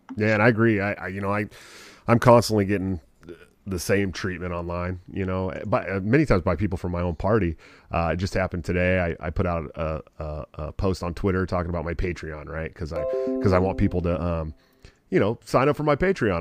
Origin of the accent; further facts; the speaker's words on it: Oakland, California, United States; I'm from the Oakland area